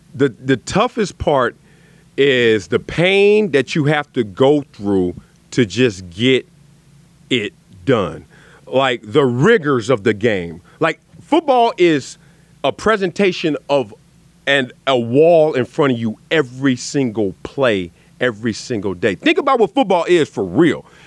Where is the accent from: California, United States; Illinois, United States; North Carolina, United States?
California, United States; Los Angeles; also born or lived in Compton; we moved from Compton to South Central.